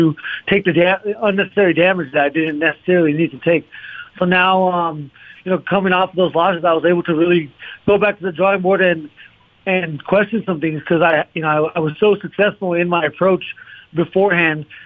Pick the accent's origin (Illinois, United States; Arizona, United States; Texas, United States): Arizona, United States; We're both from Arizona, both Arizona State champions, both Mexican Americans